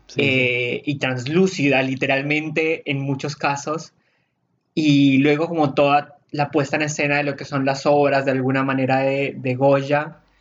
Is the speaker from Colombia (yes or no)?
yes; Colombia; now in Argentina; todas las personas que venimos de Colombia, Venezuela, ese tipo de lugares